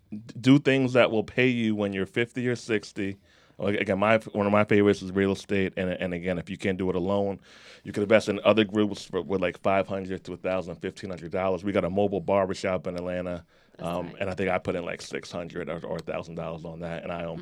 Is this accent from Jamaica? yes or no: yes; Jamaica; And I'm Jamaican, so that's why I won't be getting a check.